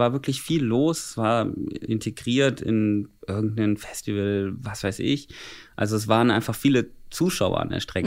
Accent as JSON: {"language": "German", "town": "Bad Wildungen", "region": "Hesse", "country": "Germany", "said": "bei uns in Bad Wildungen"}